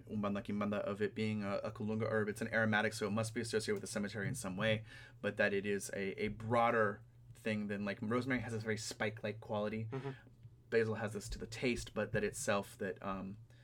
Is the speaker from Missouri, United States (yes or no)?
no; California, United States; the camphor trees that are dying in the California drought in my hometown.